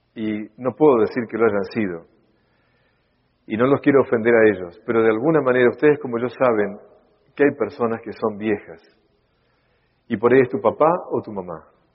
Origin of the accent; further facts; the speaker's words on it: Buenos Aires, Argentina; Yo soy porteño y de Argentina